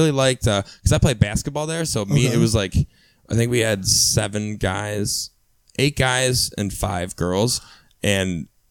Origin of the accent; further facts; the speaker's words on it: Cleveland, Ohio, United States; born and raised Old Brooklyn, born and raised Cleveland.